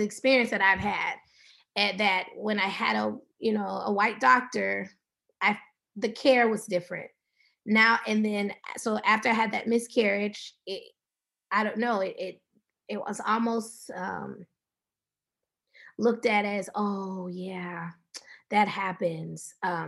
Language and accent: English; the South, United States; We're from the South, so, we put a little cornbread in the milk a little bit.